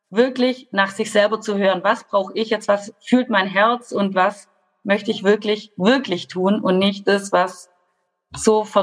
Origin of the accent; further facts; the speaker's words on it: Baden-Württemberg, Germany; ich komme aus Baden-Württemberg, das hört ihr bestimmt an meinem Dialekt.